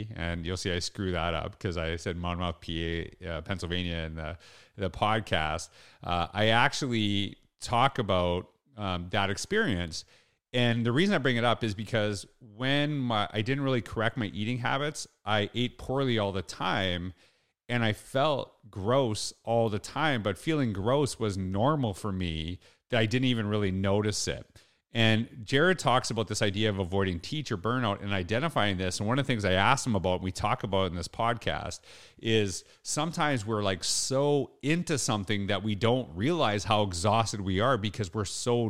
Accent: Canada; you know what? I'm from Canada. So I'll tell you straight up. Usually we know, Canadians know US geography better than the other way around.

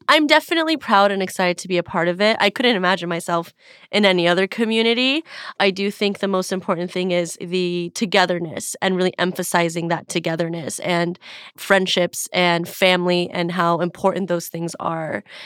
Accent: Beverly Hills, California, United States; growing up in Beverly Hills and having parents that were, you know, Persian Jewish immigrants

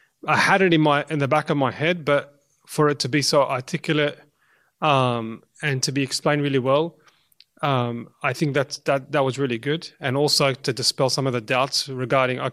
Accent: Australia; I'm a second generation Lebanese Australian, and my parents came during the war

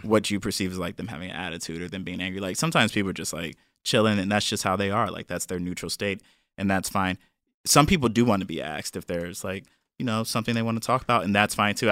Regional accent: Cleveland, Ohio, United States; moved away; I'm from Cleveland, Ohio, real Cleveland, not like the suburbs like some of y'all people be saying

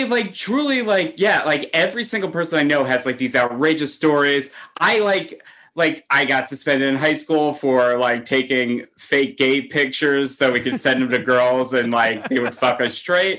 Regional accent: New Jersey, United States; moved away as an adult; now in New York, United States; I grew up in New Jersey. I started doing comedy in New Jersey. And then I moved to New York with all of my New Jersey friends.

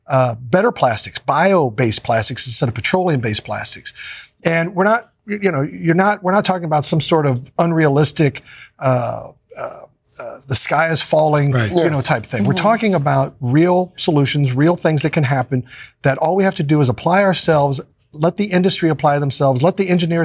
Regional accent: Kansas City, United States; we're all from Kansas City, and we love our hometown

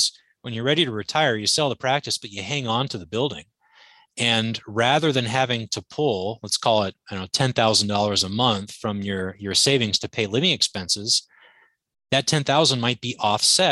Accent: Anchorage, Alaska, United States; I grew up in Anchorage, Alaska.

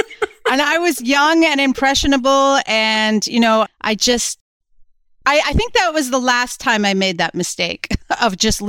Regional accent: New Jersey, United States; Well, I was growing up in New Jersey at the time, and I was a bit of a goofy, wild kid

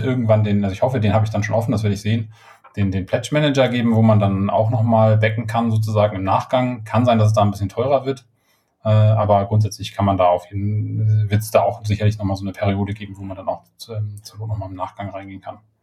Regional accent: Schleswig, Schleswig-Holstein, Germany; moved away; ich komme ja aus Norddeutschland, also Schleswig-Holstein, ähm, sei immer und ähm, habe auch äh, die nicht die ersten zehn, aber die zweiten zehn Jahre meines Lebens habe ich äh, in Schleswig verbracht und bin da aufgewachsen

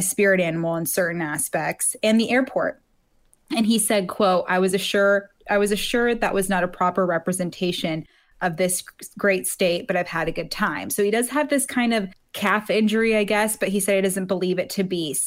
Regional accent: Reno, Nevada, United States; I'm from Reno

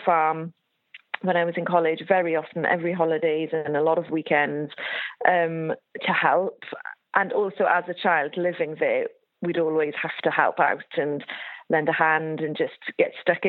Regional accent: West Wales, United Kingdom; I grew up on a farm in West Wales, sheep and also beef. But I grew up being Welsh

